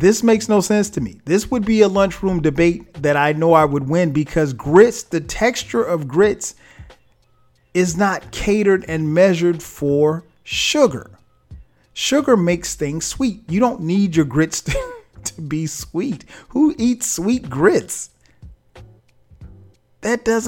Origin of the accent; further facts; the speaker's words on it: the South, United States; I grew up in the South